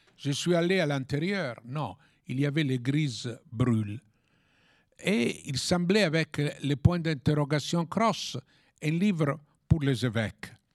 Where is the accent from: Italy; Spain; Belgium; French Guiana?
Italy; French is a second language; also born or lived in Paris; en tant qu'Européenne, en tant qu'Italienne et en tant que catholique